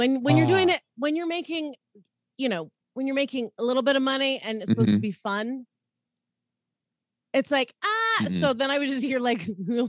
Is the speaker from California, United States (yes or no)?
yes; Southern California, United States; moved away as an adult; also born or lived in Los Angeles / Florida; now in St. Louis, United States; I grew up in Southern California.